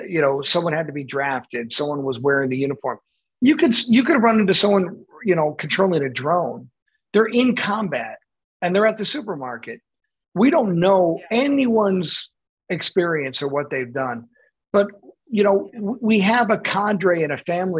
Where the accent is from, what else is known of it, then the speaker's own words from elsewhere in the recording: Buffalo, New York, United States; I'm from Buffalo